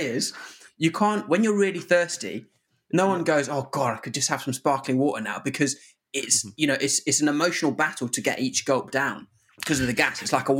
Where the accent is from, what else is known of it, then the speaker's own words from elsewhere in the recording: Zimbabwe; now in England; But, you know, I come from Zimbabwe where most days it was kind of like pure malaria coming out. So to come to England and to be able to just drink from the tap